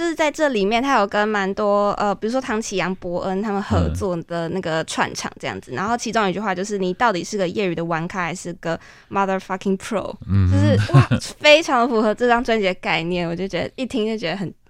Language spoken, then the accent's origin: Chinese; Kaohsiung, Taiwan; 跟我一样是高雄人